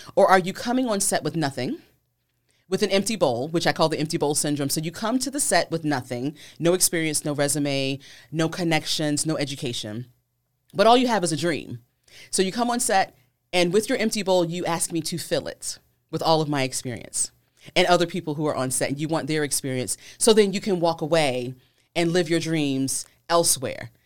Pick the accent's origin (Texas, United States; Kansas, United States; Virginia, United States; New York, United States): Virginia, United States; I'm from Virginia, so it was local